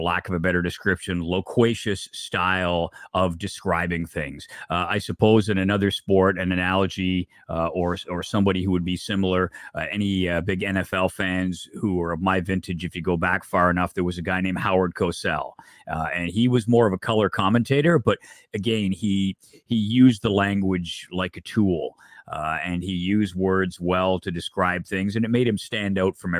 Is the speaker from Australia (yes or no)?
no; Oshawa, Ontario, Canada; any kid my age growing up in Southern Ontario, I grew up in Oshawa